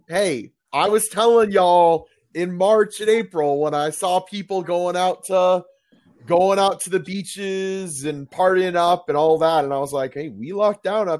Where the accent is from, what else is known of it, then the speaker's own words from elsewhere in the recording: Orlando, Florida, United States; moved away as an adult; now in Buffalo, United States; I'm from Orlando.